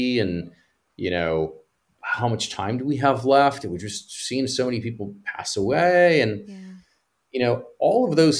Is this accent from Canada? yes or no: no; Cyprus; moved away; also born or lived in Greece; I grew up in, I was born in Greece, and I grew up on an island called Cyprus in the Eastern Mediterranean.